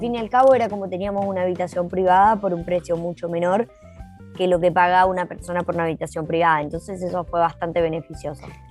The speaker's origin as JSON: {"language": "Spanish", "region": "Jujuy", "country": "Argentina", "moved": "as an adult", "lives_now": "New Zealand", "said": "Yo soy de Argentina, Jujuy"}